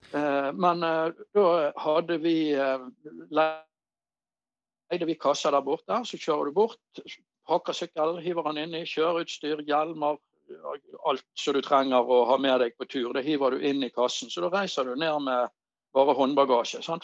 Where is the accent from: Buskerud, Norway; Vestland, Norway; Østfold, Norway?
Vestland, Norway; Bergen; accent: Bergen; also born or lived in Voss; jeg er jo født på Voss, da, men jeg var jo ikke mer enn et år gammel når jeg kom til Bergen. Så jeg er jo bergenser ja.